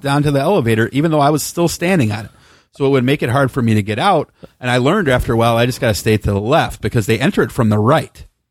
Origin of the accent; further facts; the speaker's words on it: South Holland, Illinois, United States; now in Bakersfield, United States; I was born in South Holland in nineteen seventy-four